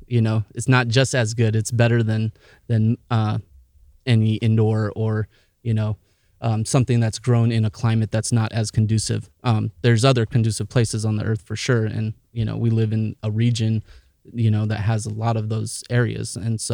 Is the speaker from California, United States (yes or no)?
yes; San Diego, California, United States; now in Williams, United States; I grew up in San Diego, California. I lived there till I was about 18.